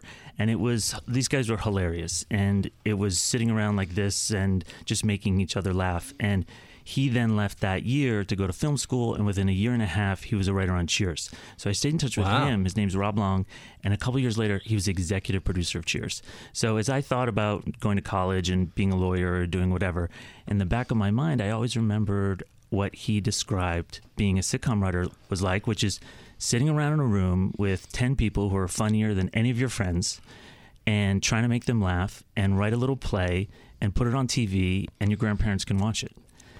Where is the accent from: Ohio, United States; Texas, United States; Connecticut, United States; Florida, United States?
Connecticut, United States; Growing up in Connecticut, right. I loved watching television, but I never thought about who wrote that stuff?